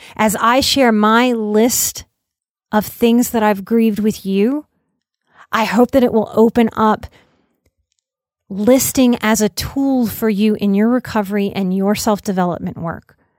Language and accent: English; New Orleans, Louisiana, United States; I'm from New Orleans